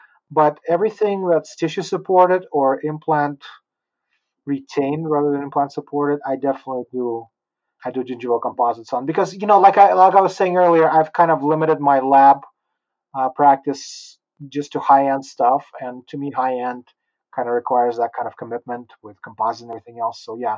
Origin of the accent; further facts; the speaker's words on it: Utah, United States; I'm a Utah boy.